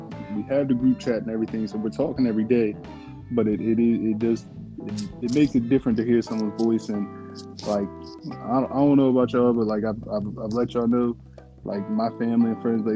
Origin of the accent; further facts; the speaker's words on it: United States; moved away; being from DMV